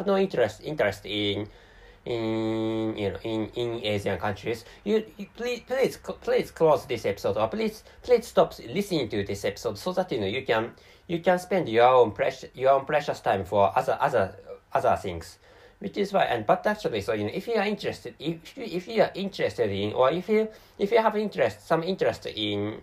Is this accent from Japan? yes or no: yes; Japan; first language Japanese; English is a second language; also born or lived in Tokyo